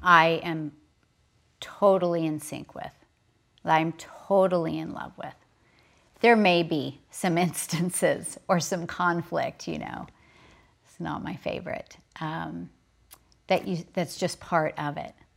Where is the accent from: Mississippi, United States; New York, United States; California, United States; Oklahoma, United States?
Oklahoma, United States; I was raised in Oklahoma